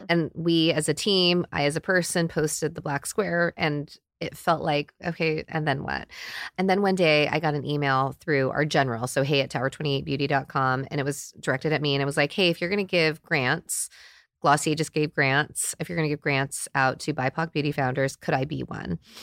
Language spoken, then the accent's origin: English; United States; I'm in my forties and I grew up in America